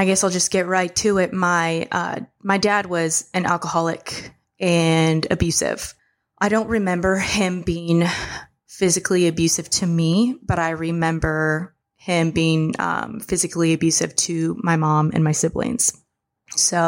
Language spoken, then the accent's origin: English; Marshall Islands; I was born in the Marshall Islands